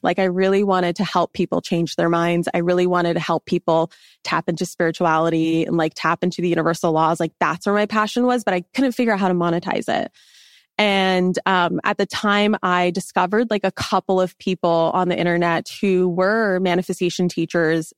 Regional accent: Los Angeles, California, United States; moved away as an adult; also born or lived in Washington State; I grew up in Los Angeles

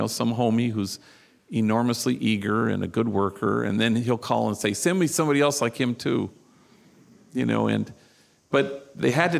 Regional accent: Los Angeles, California, United States; I come from Hollywood

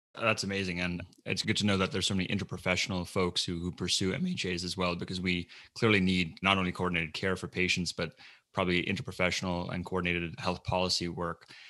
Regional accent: Melbourne, Florida, United States; I grew up in Melbourne, Florida

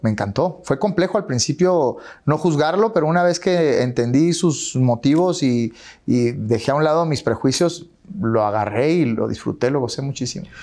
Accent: Chihuahua, Mexico; yo soy de Chihuahua

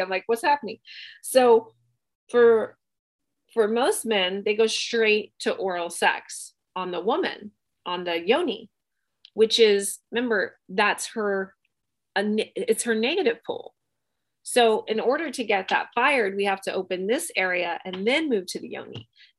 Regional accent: Bangkok, Thailand; I grew up in Southeast Asia. I grew up in Bangkok in Thailand and I did my training there

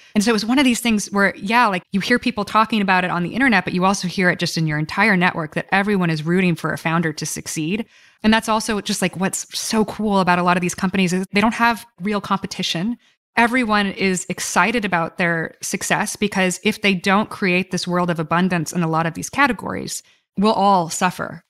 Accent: Florida, United States; moved away; also born or lived in Washington; I grew up in Florida

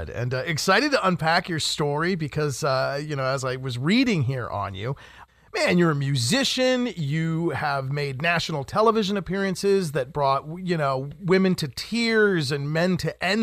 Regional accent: Los Angeles, California, United States; now in Nashville, United States; Hi, …. Where are you from? Um, I live in Nashville, Tennessee, but I'm originally from Los Angeles, California.

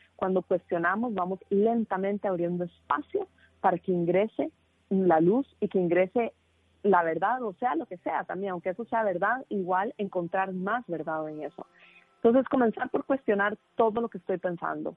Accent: Costa Rica; moved away; estoy de vuelta en mi país de nacimiento en Costa Rica

